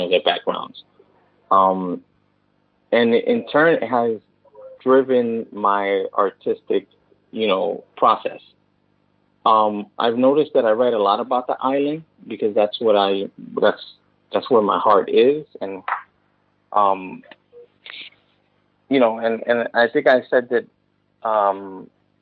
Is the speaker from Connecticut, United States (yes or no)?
no; New York City, New York, United States; I grew up in the Bronx in 180th and Arthur Avenue. The South Bronx, a couple of blocks away from Cortona Park.